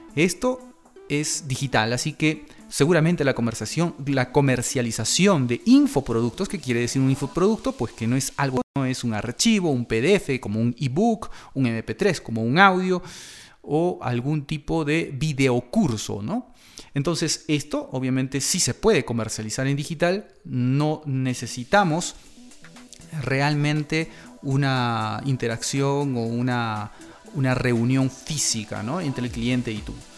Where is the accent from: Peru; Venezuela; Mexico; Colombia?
Peru; de mi país, de Perú